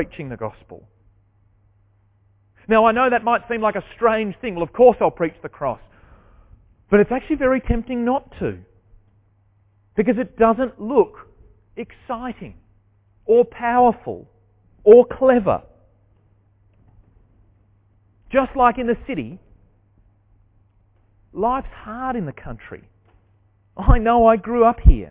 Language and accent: English; Deloraine, Tasmania, Australia; I grew up in Deloraine, just down the road here.